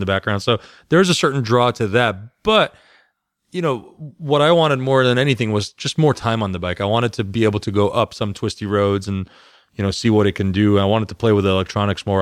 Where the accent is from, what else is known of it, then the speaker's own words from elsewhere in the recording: California, United States; moved away; I'm from California.